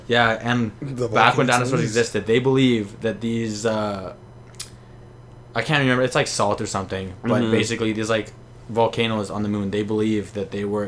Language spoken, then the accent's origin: English; Canada; we are Canadians.